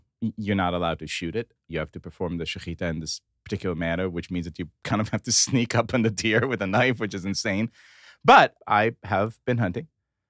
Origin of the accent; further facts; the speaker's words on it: Israel; Growing up in Israel